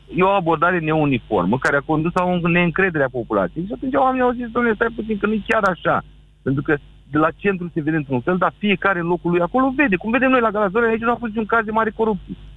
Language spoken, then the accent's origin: Romanian; Galați, Galați County, Romania; eu sunt de la Galaș